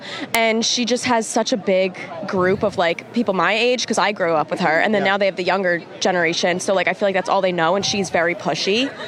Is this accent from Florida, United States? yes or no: no; New York, United States; I'm Taylor and I'm from New York.